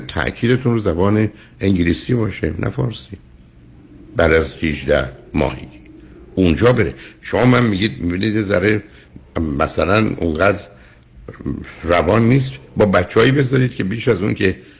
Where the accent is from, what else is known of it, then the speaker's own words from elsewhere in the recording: Iran; now in United States; از ایران اومدیم بیرون و اینجا درگیر یه جامعه من در امریکا